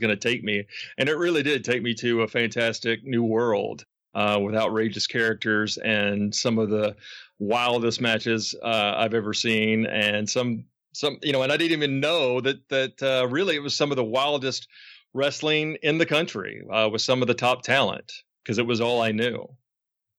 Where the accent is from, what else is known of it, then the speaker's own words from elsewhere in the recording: Memphis, Tennessee, United States; now in Los Angeles, United States; my hometown of Memphis, Tennessee